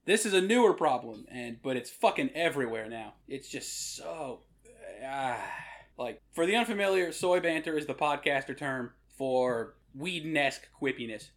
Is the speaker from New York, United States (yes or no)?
no; Rhode Island, United States; I'm from Rhode Island